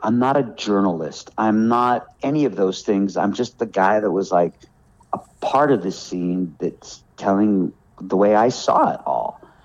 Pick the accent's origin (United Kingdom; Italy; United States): United States; Los Angeles, California; moved away as an adult; now in North Carolina, United States; My town is Hollywood